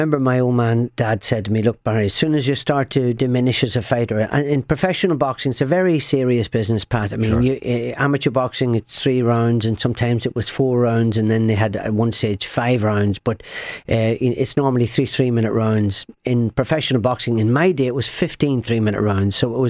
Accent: Ireland; And I'm an Irishman, very proud of my Irish heritage.

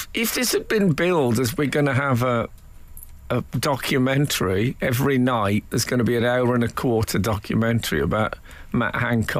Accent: Leeds, Yorkshire and the Humber, United Kingdom; I'm from Leeds, so I've never seen mango before.

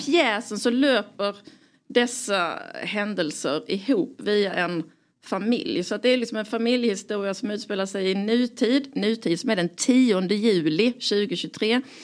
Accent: Skåne, Sweden; now in Stockholm, Sweden; jag är från Skåne

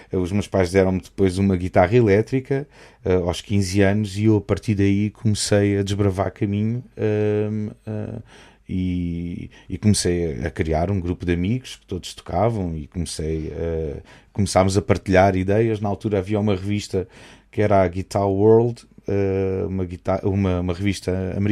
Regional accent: Macau; also born or lived in Portugal; meu pai foi, foi trabalhar para Macau e levou a família toda. Fui eu, a minha mãe e o meu irmão. Um, e eu cresci lá em Macau. Basicamente estive lá até aos 15, vim para Portugal um ano e meio e voltei para Macau.

